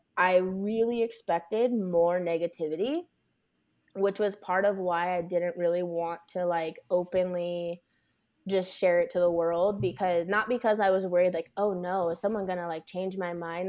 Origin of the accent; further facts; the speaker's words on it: Las Vegas, Nevada, United States; I'm born and raised in Las Vegas